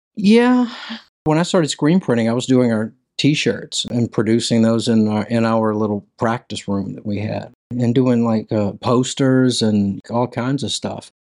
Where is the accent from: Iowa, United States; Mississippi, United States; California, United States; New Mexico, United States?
Mississippi, United States; Hattiesburg; also born or lived in Louisiana; now in Nashville, United States; I grew up in Hattiesburg, Mississippi. I was born in Louisiana, and we moved there when I was probably in kindergarten